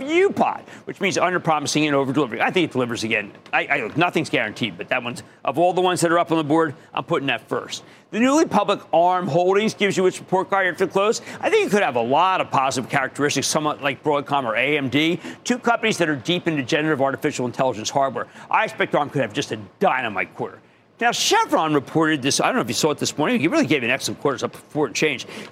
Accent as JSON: {"language": "English", "town": "Philadelphia", "region": "Pennsylvania", "country": "United States", "also_born_or_lived": "New Jersey", "said": "I am a Philadelphian"}